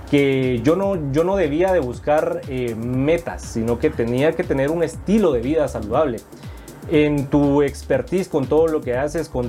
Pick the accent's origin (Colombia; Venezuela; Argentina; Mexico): Venezuela; moved away as an adult; now in Guatemala; Soy venezolano, soy chamo. Venezolano, venezolano.